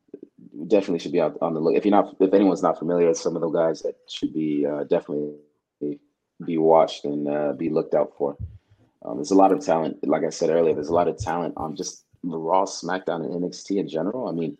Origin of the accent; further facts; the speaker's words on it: Kenya; also born or lived in Uganda; So I didn't actually grow up in Nigeria. I grew up in Kenya and Uganda